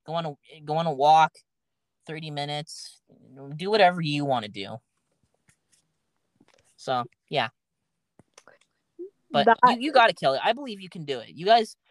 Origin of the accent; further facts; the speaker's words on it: United States; as an American